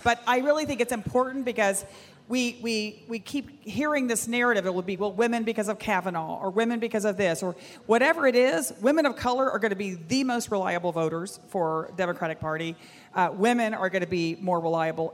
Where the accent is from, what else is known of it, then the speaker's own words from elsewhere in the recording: Texas, United States; I'm a Texan